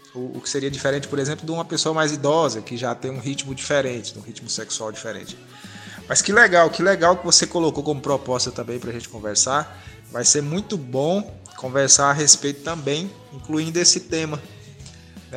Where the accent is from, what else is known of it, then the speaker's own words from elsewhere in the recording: Northeast Region, Brazil; sou nordestino